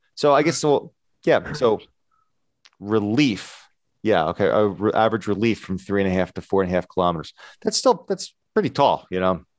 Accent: near the Appalachian Mountains, United States; we grew up near the Appalachian Mountains

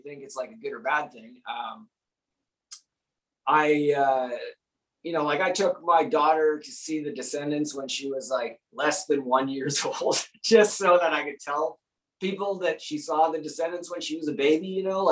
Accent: Calgary, Alberta, Canada; moved away; also born or lived in New York; growing up in Calgary, there would be 1 or 2 shows a week

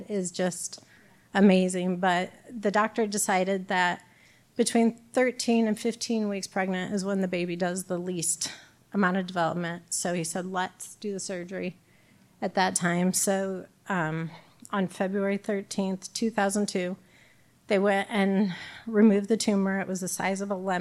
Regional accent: Bloomington, Illinois, United States; now in Peoria, United States; I'm from Bloomington, so my family was closer

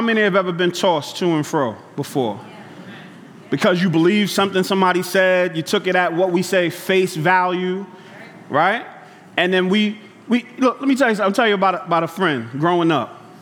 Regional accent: New York City, New York, United States; growing up in Brooklyn, Bed-Stuy

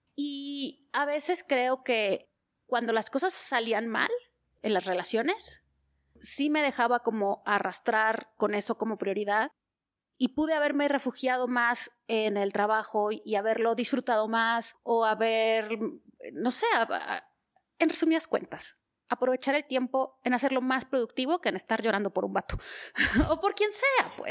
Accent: Torreón, Coahuila, Mexico; also born or lived in Gómez Palacio, Durango; yo nací en Torreón, en estricto sentido en Gómez Palacio, pero para mayor referencia geográfica en Torreón

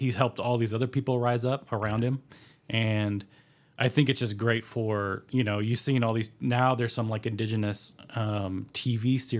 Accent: Holdenville, Oklahoma, United States; Which is based on a kid that we grew up with in Holdenville.

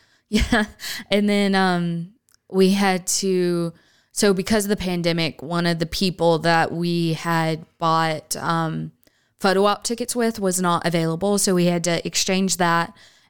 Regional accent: California, United States; we're from California and you know, other places

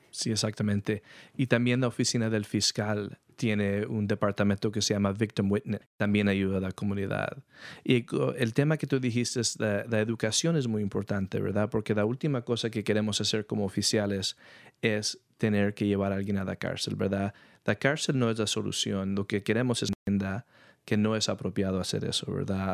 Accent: San Rafael, California, United States; also born or lived in New York; yo nací en Nueva York, nos movimos aquí a California, a San Rafael, cuando yo tenía dos años

